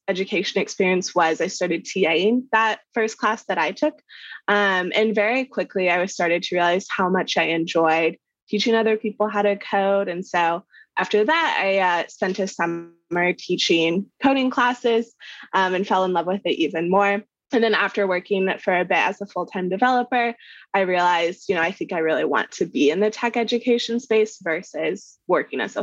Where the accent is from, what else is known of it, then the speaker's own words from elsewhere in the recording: Kansas, United States; I grew up in Kansas, right in the middle of the US.